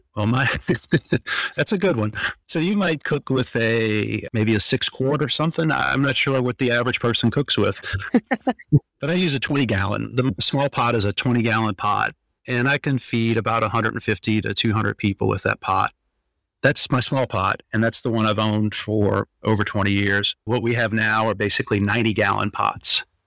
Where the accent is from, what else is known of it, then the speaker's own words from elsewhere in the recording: Louisiana, United States; moved away; we're from Louisiana, so we like to cook.